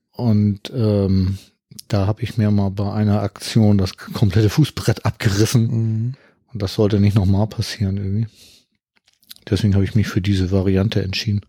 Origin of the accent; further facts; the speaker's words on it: Hamburg, Germany; ich komme aus Hamburg